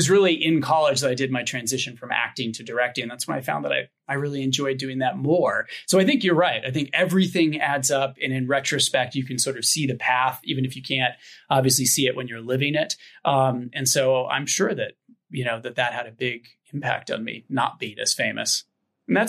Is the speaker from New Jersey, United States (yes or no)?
no; Ventura, California, United States; also born or lived in Ojai; Ventura, not quite Ojai, but like an hour north. Like, so I was born in Ojai, but we moved to Ventura when I was like a one year old